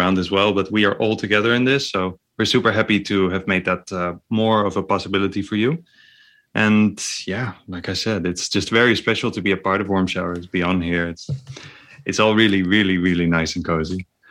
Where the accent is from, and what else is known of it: near North Holland, Netherlands; born or raised there